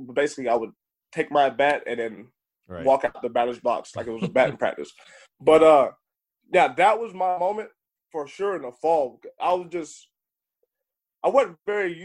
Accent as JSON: {"language": "English", "town": "High Point", "region": "North Carolina", "country": "United States", "said": "I'm from High Point"}